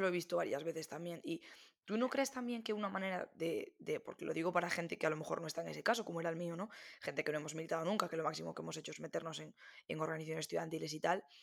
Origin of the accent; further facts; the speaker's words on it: Galicia, Spain; also born or lived in A Coruña; yo soy de Galicia, vivo en Coruña